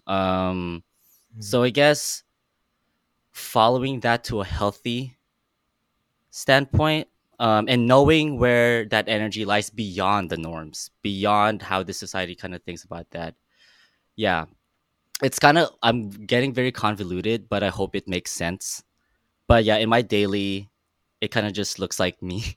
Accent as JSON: {"language": "English", "country": "Philippines", "moved": "yes", "lives_now": "Los Angeles, United States", "said": "I'm Filipino. I immigrated from the Philippines about almost, oh my God, 16 years ago. I'm a LA creative"}